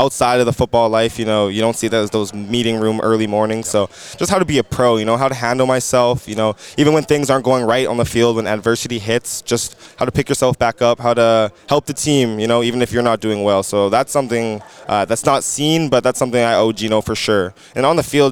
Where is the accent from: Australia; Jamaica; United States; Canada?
Canada; Being a Canadian, growing up as a kid watching Canadian football